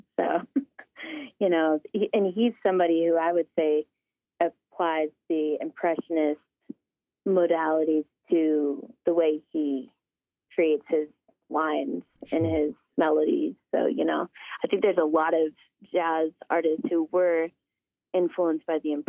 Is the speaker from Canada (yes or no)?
no; Alaska, United States; also born or lived in Denver, Colorado; Well, Brett, I'm from Alaska. I'm from the Simshiana and Aleutic tribes, and I am from the Eagle Clan, and I grew up in Denver, Colorado, and Alaska